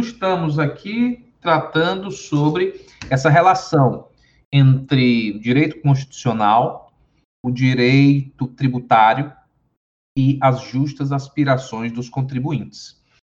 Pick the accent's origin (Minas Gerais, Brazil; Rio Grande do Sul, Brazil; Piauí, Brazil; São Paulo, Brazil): Piauí, Brazil; Teresina; accent: sotaque do sul do Piauí; moved away; eu sou piauiense, sou nascido na cidade de Teresina, capital do estado do Piauí, mas com uma vivência muito grande no estado